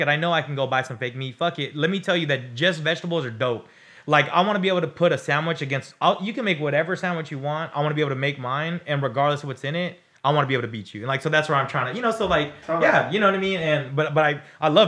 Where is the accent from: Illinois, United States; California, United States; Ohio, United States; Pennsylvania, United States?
California, United States; I'm Californian